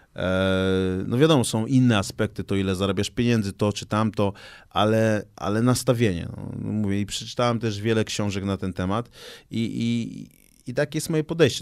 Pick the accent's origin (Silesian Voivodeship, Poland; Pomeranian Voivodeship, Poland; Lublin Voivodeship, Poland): Pomeranian Voivodeship, Poland; Gdańsk; born or raised there